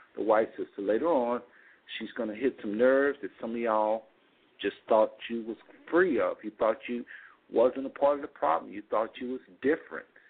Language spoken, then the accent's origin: English; United States; we are Americans inside and out